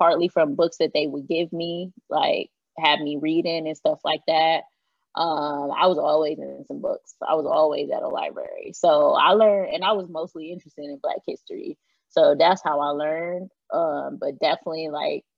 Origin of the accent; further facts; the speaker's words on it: Michigan, United States; I grew up in Michigan, but my grandma already taught me about Juneteenth